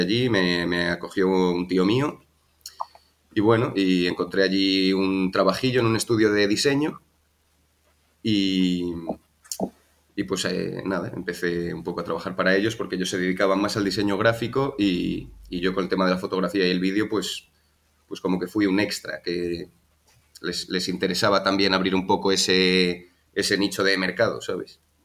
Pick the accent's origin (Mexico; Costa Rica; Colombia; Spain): Spain; Madrid, Community of Madrid; moved away as an adult; also born or lived in Galicia; now in Malta; yo nací en Madrid y estuve allí viviendo 27 años, allí me crié